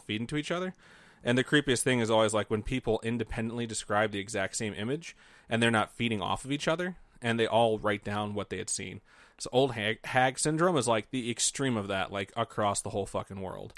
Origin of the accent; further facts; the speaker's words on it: Indiana, United States; I grew up in Indiana